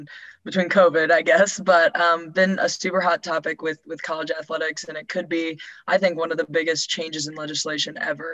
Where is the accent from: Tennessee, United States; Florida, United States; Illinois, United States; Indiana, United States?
Indiana, United States; Carmel; moved away as an adult; now in Louisville, United States; I'm originally from Carmel, Indiana, which is just north of Indianapolis